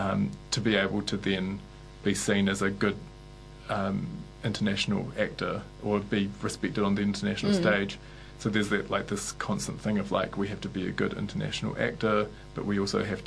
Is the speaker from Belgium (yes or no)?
no; New Zealand; I'd been sold as a New Zealander, this idea that we're a peaceful country